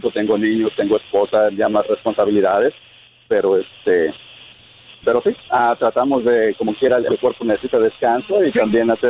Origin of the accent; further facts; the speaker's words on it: Acapulco, Guerrero, Mexico; yo soy originario de Pie de la Cuesta, de Acapulco. bueno, Pie de la Cuesta está cerca de la ciudad de Acapulco.